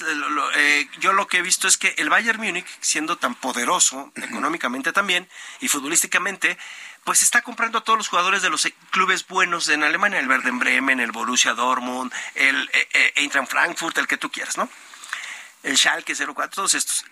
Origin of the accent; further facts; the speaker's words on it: Mexico; siendo mexicanos